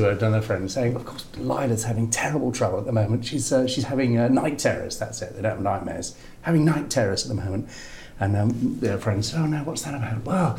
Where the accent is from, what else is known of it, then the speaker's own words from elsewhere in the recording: Tunbridge Wells, South East England, United Kingdom; I'm from Tunbridge Wells